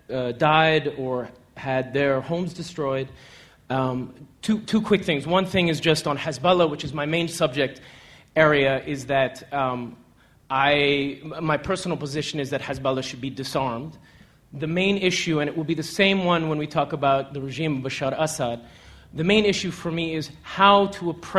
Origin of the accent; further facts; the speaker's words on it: United States; moved away as an adult; now in Beirut, Lebanon; I'm not Syrian. I'm American.